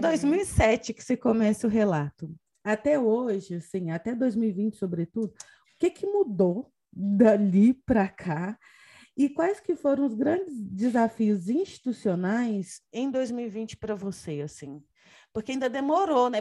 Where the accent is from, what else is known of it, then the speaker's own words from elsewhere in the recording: Brazil; now in Portugal; eu, enquanto brasileira em Portugal